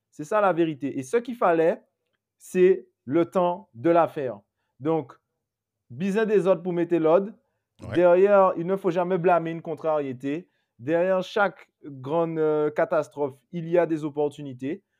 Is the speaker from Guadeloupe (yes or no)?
yes; Guadeloupe; moved away; quand je rentre chez moi en Guadeloupe, j'ai pas d'eau